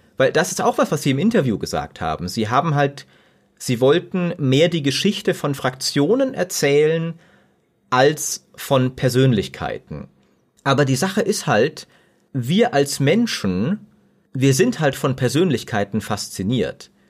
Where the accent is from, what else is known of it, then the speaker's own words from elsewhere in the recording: Germany; wir als Deutsche